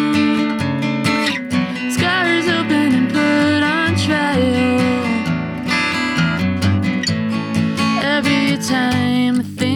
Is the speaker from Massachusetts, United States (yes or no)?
yes; Boston, Massachusetts, United States; moved away; also born or lived in Wales; I grew up in Boston